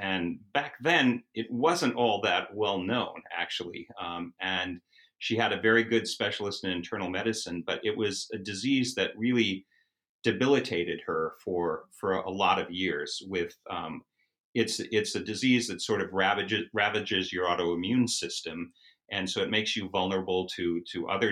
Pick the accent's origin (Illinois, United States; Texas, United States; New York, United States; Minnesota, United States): Minnesota, United States; Edina; moved away as an adult; I grew up in Edina, Minnesota, which is a suburb of Minneapolis